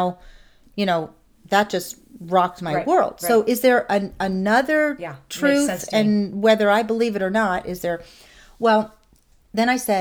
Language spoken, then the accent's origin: English; Nazareth, Pennsylvania, United States; moved away; I ended up in my hometown of Nazareth with a girlfriend